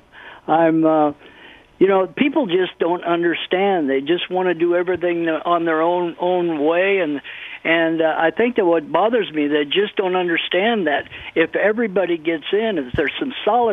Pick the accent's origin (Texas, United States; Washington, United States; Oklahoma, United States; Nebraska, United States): Nebraska, United States; moved away as an adult; also born or lived in California; when I graduated from high school in 1966, I moved to California from Nebraska.